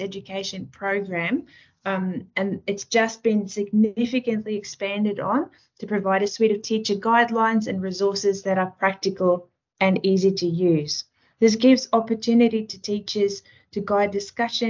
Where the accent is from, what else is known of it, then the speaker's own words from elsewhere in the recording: South Africa; moved away as an adult; also born or lived in Taiwan / Western Australia / Central Queensland; now in Australia; I grew up in South Africa and I've graduated my Bachelor of Arts degree there.